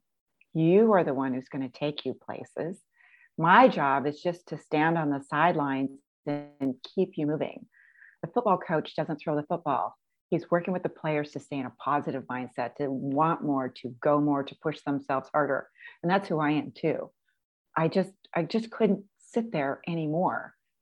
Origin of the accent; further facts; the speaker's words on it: Pacific Northwest, United States; born and raised in the Pacific Northwest